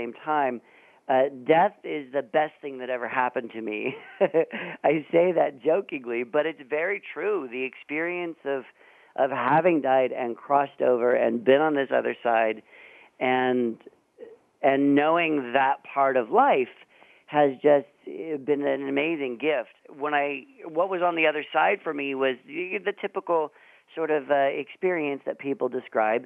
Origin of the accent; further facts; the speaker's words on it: San Francisco Bay Area, California, United States; I grew up in the Bay Area up north